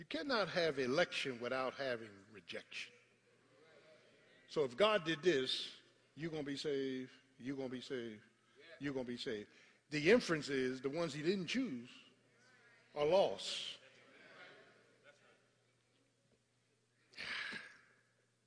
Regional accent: Philadelphia, Pennsylvania, United States; I was raised in South Philadelphia

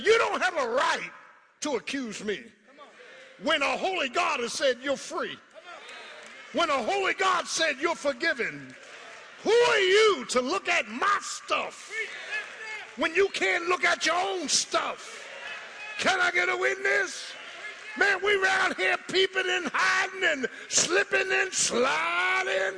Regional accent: Philadelphia, Pennsylvania, United States; I'm from South Philly. I ain't from Sicklerville, I'm from South Philly

